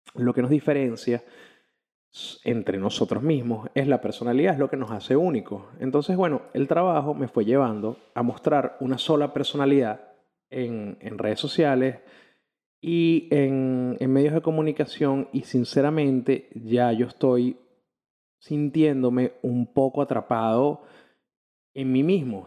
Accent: Caracas, Capital District, Venezuela; soy un periodista de Caracas, Venezuela

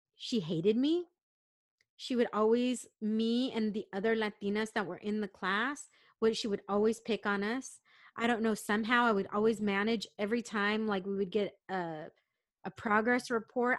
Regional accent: San Diego, California, United States; I grew up in San Diego

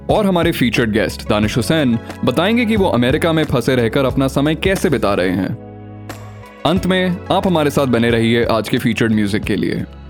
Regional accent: Delhi, India; मैं दिल्ली में पला बढ़ा कश्मीरी और मिश्रित हिंदी उर्दू को सुनता आ रहा हूँ

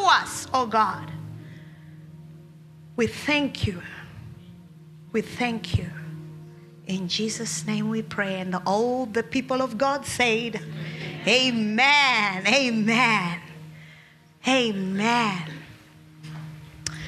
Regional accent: Australia; As Australians

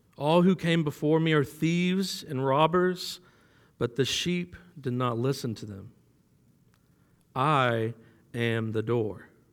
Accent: Florida, United States; moved away as an adult; now in Kentucky, United States; I'm from Florida.

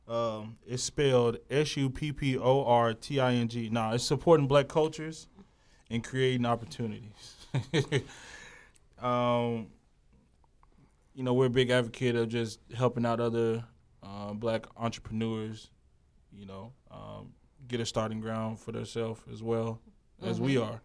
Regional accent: Garland, Texas, United States; I'm not even from Dallas. I'm from Garland

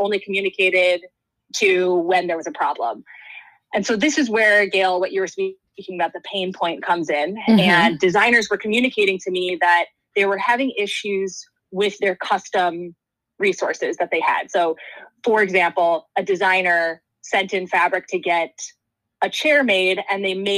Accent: Wisconsin, United States; I grew up in Wisconsin in a relatively small town.

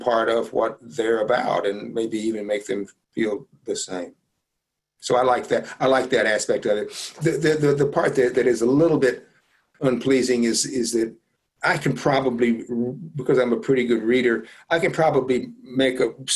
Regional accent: Jackson, Mississippi, United States; born or raised there

